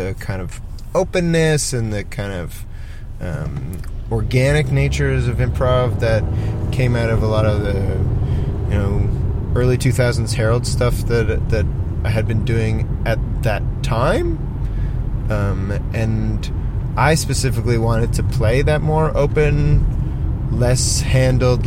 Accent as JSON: {"language": "English", "town": "Toronto", "region": "Ontario", "country": "Canada", "tie": "born or raised there", "moved": "as an adult", "lives_now": "Sydney, Australia", "said": "I grew up playing in the Toronto equivalent of like the theatre sports scene, both in high school and outside of high school."}